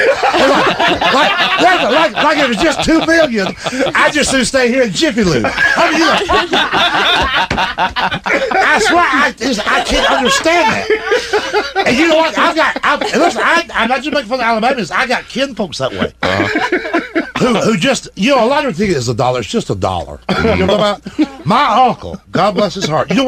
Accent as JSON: {"language": "English", "region": "Georgia", "country": "United States", "said": "I'm from Georgia."}